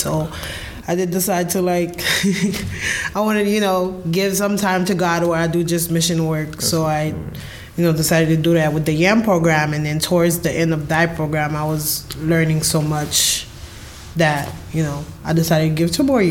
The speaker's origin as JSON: {"language": "English", "country": "Haiti", "also_born_or_lived": "Florida, United States", "moved": "yes", "lives_now": "Detroit, United States", "said": "I'm 26. I'm originally from Haiti and then Florida. And then I'm serving here in Detroit for 2 years with Motel Mission."}